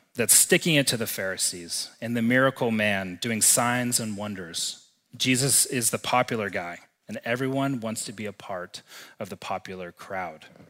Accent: Texas, United States; moved away as an adult; now in Missoula, United States; growing up and spending the first twenty-five years of my life in the great state of Texas.

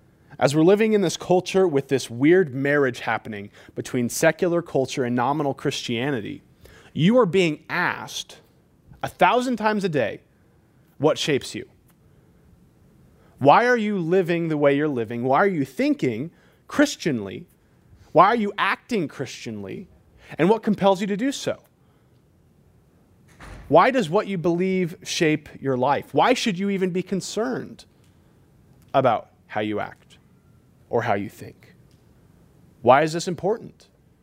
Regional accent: Montana, United States; because I'm American, because I'm middle class, because I'm from Montana.

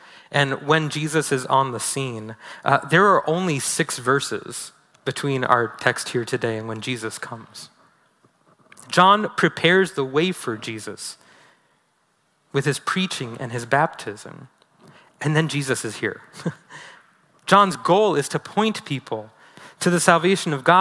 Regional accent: New York City, New York, United States; moved away; I'm originally from New York City

